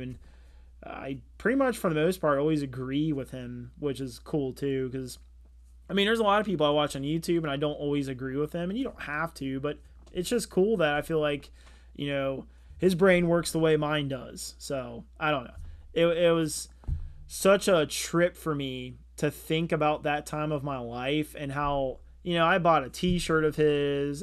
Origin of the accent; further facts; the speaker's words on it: Cincinnati, Ohio, United States; we're from Cincinnati, Ohio